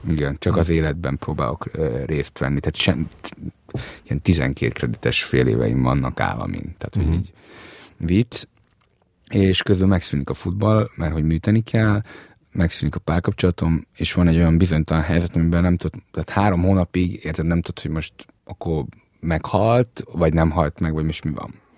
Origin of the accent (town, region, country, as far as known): Budapest, Hungary; born or raised there; also born or lived in Transylvania (family origin)